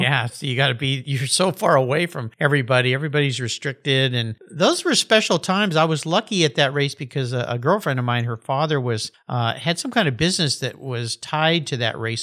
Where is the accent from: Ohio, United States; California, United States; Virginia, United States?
California, United States; San Diego County; Growing up in the San Diego County area